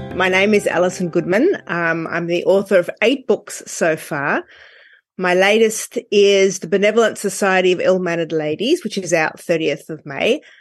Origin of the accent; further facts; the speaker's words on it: Australia; I'm from Australia